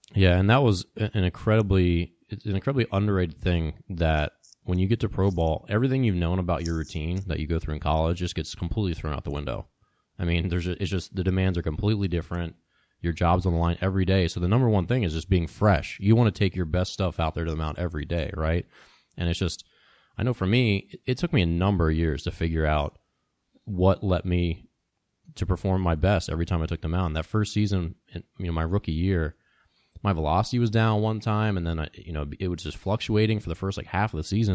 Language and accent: English; Maryland, United States; when I was growing up as a kid, Cal Ripken was like the local hero because I grew up in Maryland